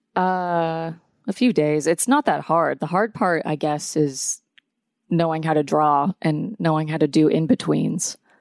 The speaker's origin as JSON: {"language": "English", "town": "Atlanta", "region": "Georgia", "country": "United States", "tie": "born or raised there", "also_born_or_lived": "New York", "said": "I grew up in Atlanta"}